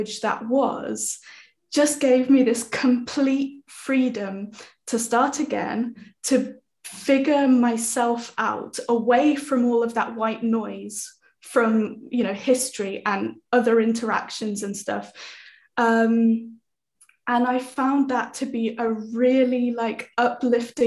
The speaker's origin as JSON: {"language": "English", "country": "United Kingdom", "accent": "British English", "first_language": "English", "said": "my first language is British English"}